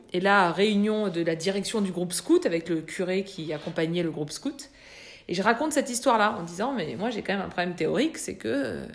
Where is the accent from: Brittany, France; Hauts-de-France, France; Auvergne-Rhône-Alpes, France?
Auvergne-Rhône-Alpes, France; small village near Bourg-en-Bresse; j'habitais dans un tout petit village d'Empire-sur-Velle, 800 euh, habitants à l'époque, euh, à 15 km de Bourg-en-Bresse